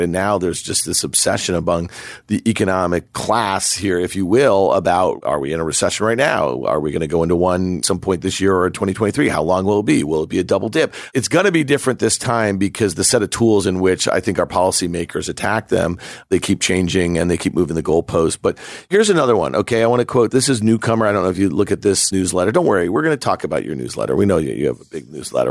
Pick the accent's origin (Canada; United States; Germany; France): United States; New York; I grew up here in New York